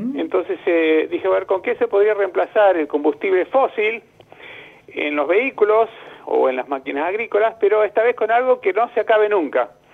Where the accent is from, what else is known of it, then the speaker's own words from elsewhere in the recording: Banfield, Buenos Aires Province, Argentina; moved away; also born or lived in United States; yo nací en Estados Unidos, a los cinco años eh, vine a Argentina y de los cinco hasta que me recibí ingeniero, 25, 20 años viviendo ahí en Banfield